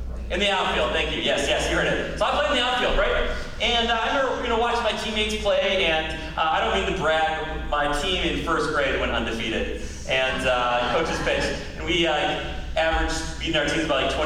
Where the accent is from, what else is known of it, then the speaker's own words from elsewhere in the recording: United States; as American Christians